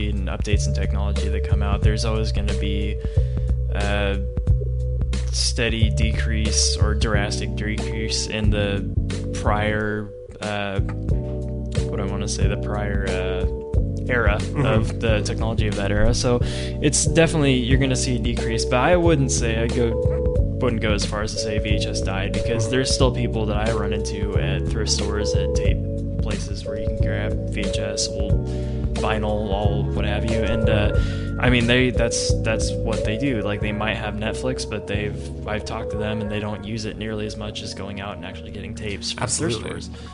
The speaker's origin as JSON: {"language": "English", "town": "St. Joseph", "country": "United States", "tie": "born or raised there", "said": "growing up around St. Joe, as you know, we didn't really have any of the mom and pop video shops"}